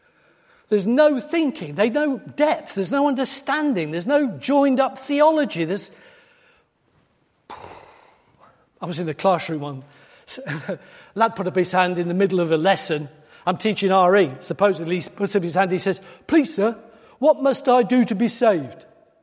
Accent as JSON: {"language": "English", "region": "Wales", "country": "United Kingdom", "said": "because we came from North Wales, just near to where we lived, is a place called Rhuddlan."}